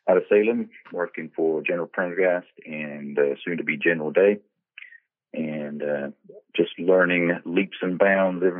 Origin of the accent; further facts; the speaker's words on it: England, United Kingdom; now in United States; I was born and raised in England